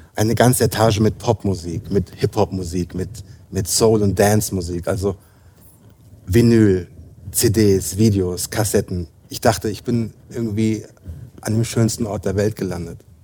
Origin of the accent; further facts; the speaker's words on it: near Frankfurt, Hesse, Germany; moved away as an adult; also born or lived in London; ich komme aus der Nähe von Frankfurt